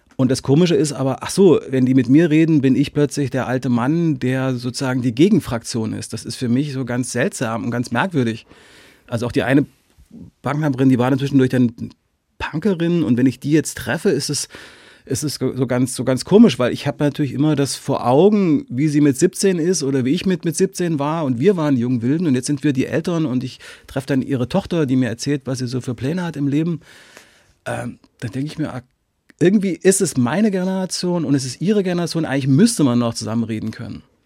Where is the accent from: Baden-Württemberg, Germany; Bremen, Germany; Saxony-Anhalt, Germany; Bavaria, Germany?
Saxony-Anhalt, Germany; Halle; moved away; ich komme ja aus Halle